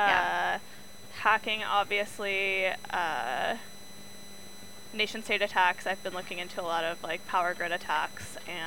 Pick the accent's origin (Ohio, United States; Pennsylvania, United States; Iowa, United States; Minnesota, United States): Iowa, United States; moved away; I'm from Iowa originally